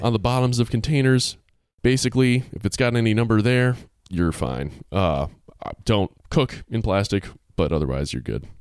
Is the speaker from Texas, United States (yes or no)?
no; Massachusetts, United States; my home state of Mass, Massachusetts